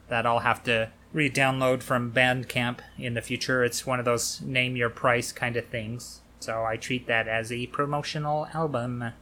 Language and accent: English; United States; that's the thing about being American